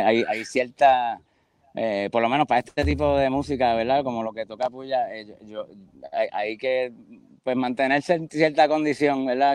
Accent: San Juan, Puerto Rico; moved away as an adult; also born or lived in Boston / Fort Lauderdale; soy de pues, San Juan, Río Piedra, sí, Santurce, eso es como un área ahí

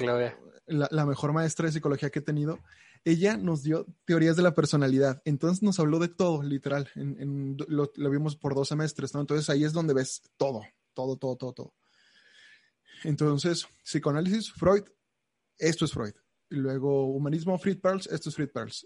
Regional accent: Mexico; tengo 27 años, soy mexicano

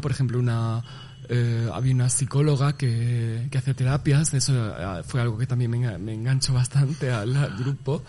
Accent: Cáceres, Extremadura, Spain; moved away as an adult; now in Barcelona, Spain; soy mm, cacereña de, Cáceres, eh, nacida, criada, renegada.

